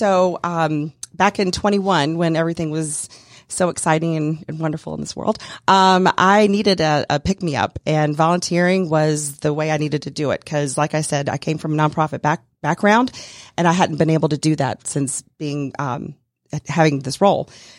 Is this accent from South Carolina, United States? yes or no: yes; Greer, South Carolina, United States; moved away as an adult; now in Atlanta, United States; My dad was in the military, so we traveled all around when I was growing up. We grew up primarily in Greer, South Carolina. I moved to Atlanta in 1999 to get married